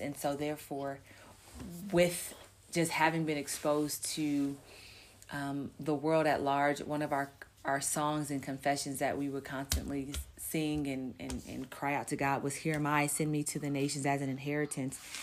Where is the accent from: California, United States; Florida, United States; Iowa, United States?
California, United States; Los Angeles; moved away as an adult; now in Namibia; I grew up in Los Angeles, California, in the USA, born and raised